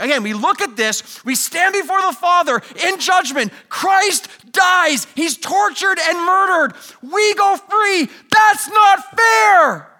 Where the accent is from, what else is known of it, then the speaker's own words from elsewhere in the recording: Canada; We're all Canadian, so I did some hockey jerseys, okay?